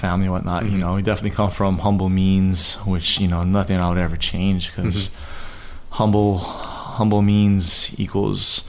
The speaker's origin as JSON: {"language": "English", "area": "Maui", "region": "Hawaii", "country": "United States", "tie": "born or raised there", "also_born_or_lived": "Makakilo, Oahu", "said": "I grew up on Maui. I was born here, lived in Makakila for a little bit with my grandparents. And then I moved over to Maui with my parents. And yeah, so I consider myself a Maui boy."}